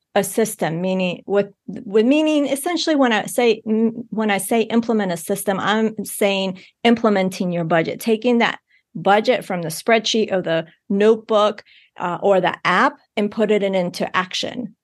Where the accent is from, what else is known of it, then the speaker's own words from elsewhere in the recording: Bogotá, Colombia; I was born in Bogotá, Colombia